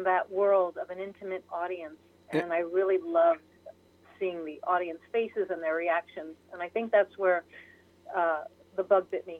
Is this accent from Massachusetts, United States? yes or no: no; Port Jefferson, New York, United States; I grew up on Long Island, New York.